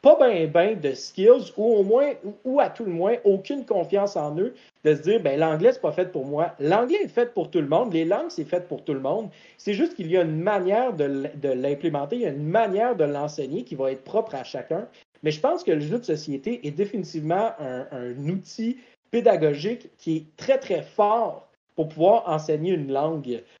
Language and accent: French; Quebec, Canada; je venais du Canada